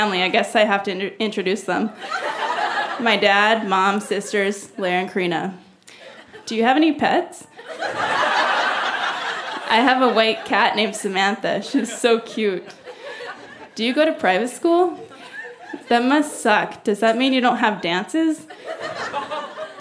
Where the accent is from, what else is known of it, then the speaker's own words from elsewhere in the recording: Abbotsford, British Columbia, Canada; I'm from Abbotsford, B.C. 45 minutes from Vancouver.